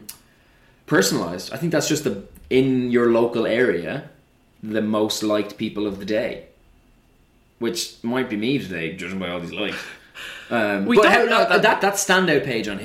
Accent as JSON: {"language": "English", "country": "Ireland", "moved": "yes", "lives_now": "London, United Kingdom", "said": "as an Irish person"}